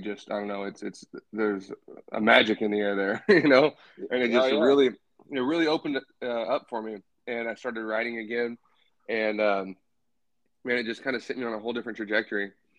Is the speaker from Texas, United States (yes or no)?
no; Bakersfield, California, United States; So, man, so I'm from Bakersfield, California. I'm 31 years old